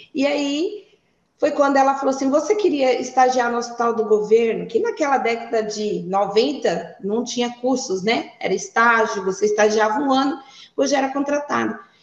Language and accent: Portuguese; Ariquemes, Rondônia, Brazil; also born or lived in Curitiba, Paraná; E nasci em Curitiba, fui praticamente criada em Rondônia, vim para Ariquemes com seis anos de idade.